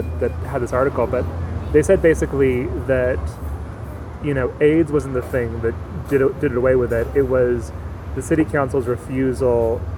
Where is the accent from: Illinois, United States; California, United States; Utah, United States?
California, United States; Newport Beach; now in New York, United States; I'm from Newport, so one over.